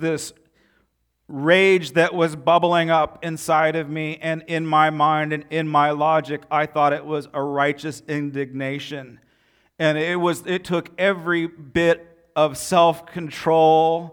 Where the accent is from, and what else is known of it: United States